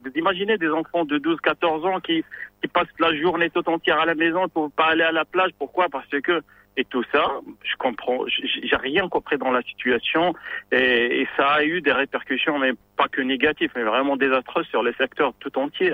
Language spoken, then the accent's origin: French; Marrakesh, Marrakesh-Safi, Morocco; now in Tangier, Morocco; je, travaille à Tanger, je suis originaire de Marrakech